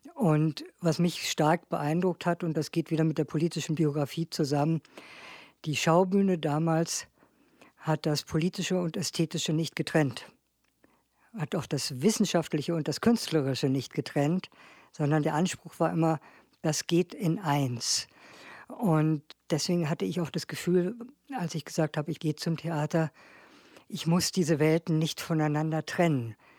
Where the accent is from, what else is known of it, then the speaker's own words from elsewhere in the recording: Berlin, Germany; ich bin in Berlin groß geworden habe auch in Berlin studiert